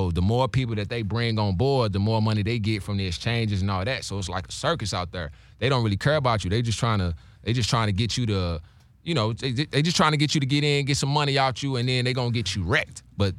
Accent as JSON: {"language": "English", "town": "St. Louis", "region": "Missouri", "country": "United States", "said": "I'm from St. Louis, bro. You got part of BMF in St. Louis."}